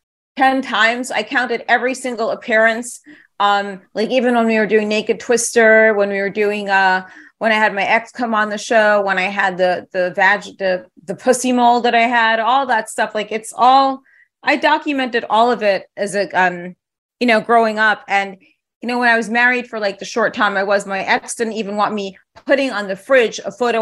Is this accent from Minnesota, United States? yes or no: no; New York City, New York, United States; also born or lived in London / Paris; now in Los Angeles, United States; I grew up in the city. I grew up in New York.